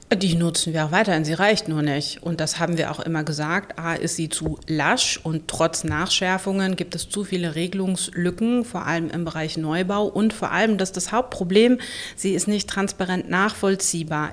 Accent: Berlin, Germany; ich bin ja selber Berlinerin

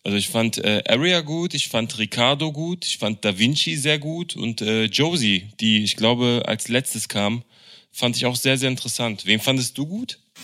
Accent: Berlin, Germany; als Berliner

